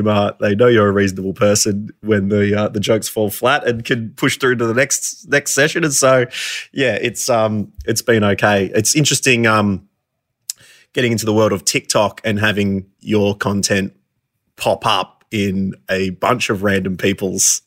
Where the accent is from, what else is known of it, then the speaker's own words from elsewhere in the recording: Warrnambool, Victoria, Australia; We grew up in Warrnambool together